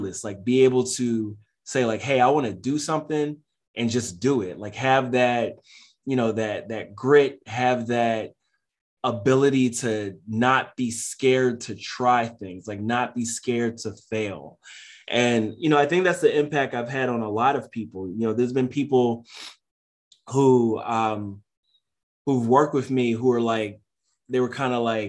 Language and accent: English; Philadelphia, Pennsylvania, United States; I'm from North Philly. I spent like the first half of my life there